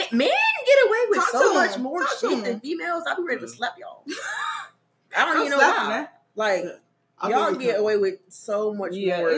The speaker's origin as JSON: {"language": "English", "region": "the South", "country": "United States", "said": "I'm from the South"}